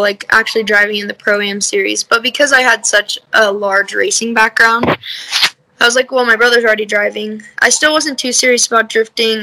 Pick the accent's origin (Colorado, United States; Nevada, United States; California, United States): Nevada, United States; Las Vegas; moved away as an adult; now in Salt Lake City, United States; I'm from Vegas, but I live in Salt Lake right now because I'm going to school out here